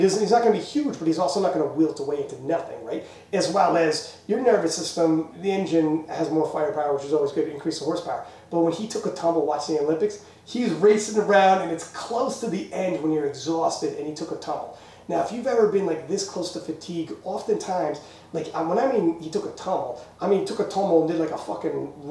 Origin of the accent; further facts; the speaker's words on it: Canada; we're Canadian